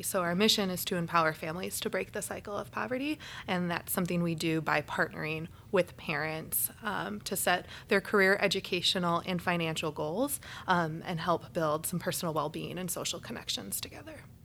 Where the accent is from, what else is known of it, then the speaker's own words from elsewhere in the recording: Naperville, Illinois, United States; also born or lived in Kentucky; I grew up in Naperville, a rather large suburb of the city